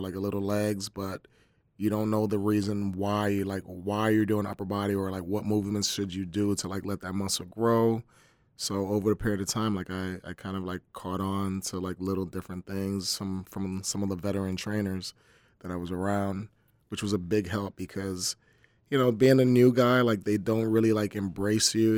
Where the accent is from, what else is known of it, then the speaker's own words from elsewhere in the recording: Camden, New Jersey, United States; I'm from Camden, New Jersey, so growing up, it was pretty tough